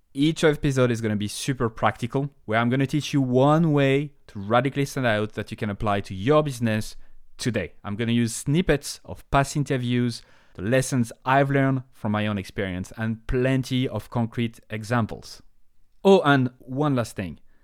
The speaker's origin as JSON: {"language": "English", "country": "France", "accent": "French", "second_language": "English", "moved": "as an adult", "lives_now": "Ireland", "said": "I have a French accent. I come from France"}